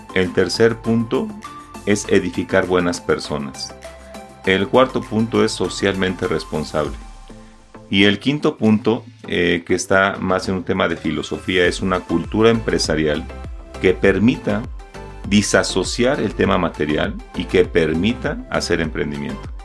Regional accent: Mexico; nos ha hecho tanto daño como mexicanos

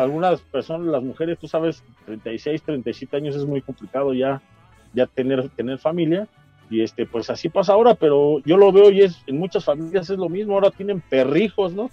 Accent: State of Mexico, Mexico; del Estado de México, pero guanajuatense de corazón

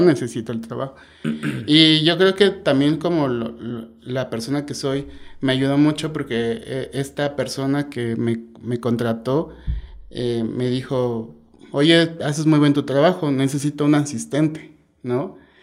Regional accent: Oaxaca de Juárez, Oaxaca, Mexico; yo soy de aquí de Oaxaca de Juárez, eh, aquí nací

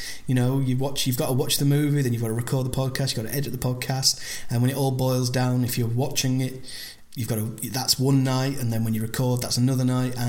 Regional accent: United Kingdom; I'm British

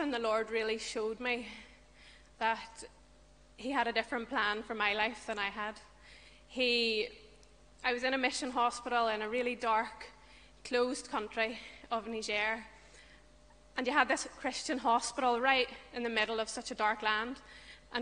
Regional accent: Scarva, Northern Ireland, United Kingdom; I'm from Scarva, County Armagh.

